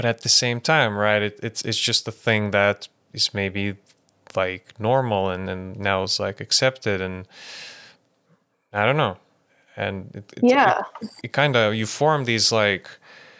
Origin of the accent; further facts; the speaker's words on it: Lithuania; moved away; I was born in Lithuania. I grew up there